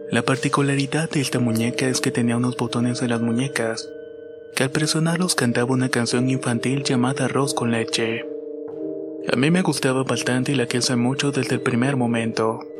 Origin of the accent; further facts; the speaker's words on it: Chile; Soy de Chile, tengo 26 años y vivo actualmente en la región de Coquimbo.